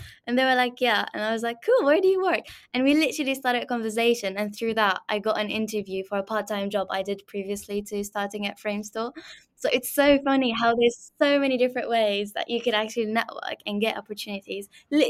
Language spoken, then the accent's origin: English; Syria; now in United Kingdom; I'm from Syria. I don't know anyone in this country. I came on my own.